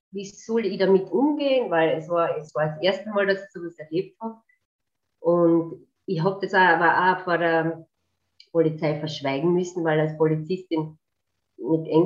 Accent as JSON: {"language": "German", "region": "Carinthia", "country": "Austria", "said": "also ich bin eine Kärntnerin"}